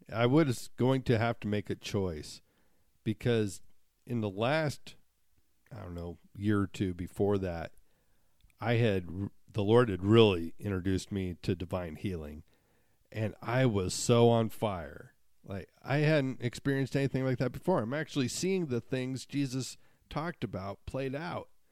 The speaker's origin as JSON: {"language": "English", "region": "Montana", "country": "United States", "tie": "born or raised there", "said": "growing up in Montana"}